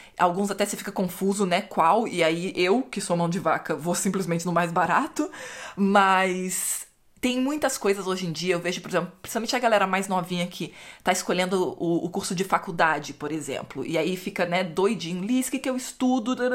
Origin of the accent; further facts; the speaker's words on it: Brazil; moved away; Eu cresci no Brasil, o Brasil é cristianismo católico